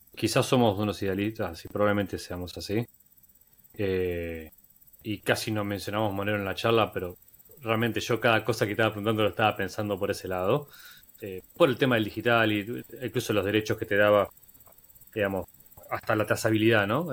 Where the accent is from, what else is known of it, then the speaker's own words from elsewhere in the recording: Argentina; En Argentina somos como el conejito, somos como el canario de la mina